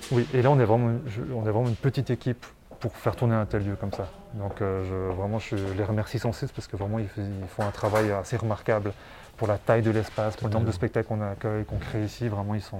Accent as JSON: {"language": "French", "town": "Martigny", "region": "Valais", "country": "Switzerland"}